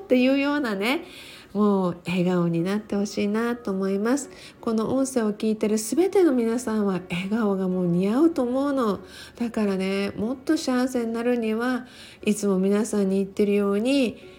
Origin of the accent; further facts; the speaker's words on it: Okinawa, Japan; 私は沖縄に生まれて、沖縄で育って